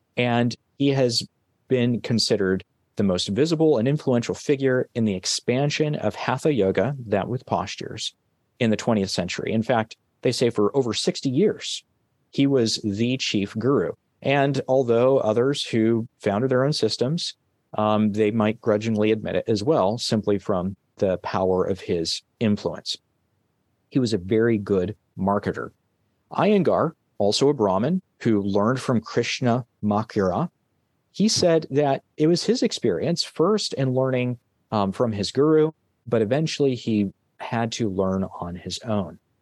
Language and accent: English; California, United States; my home state, California.